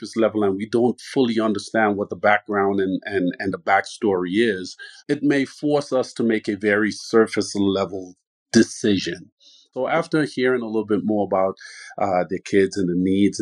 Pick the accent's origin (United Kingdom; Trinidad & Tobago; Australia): Trinidad & Tobago; now in Tucson, United States; born and raised in Trinidad, where there's a huge Spanish influence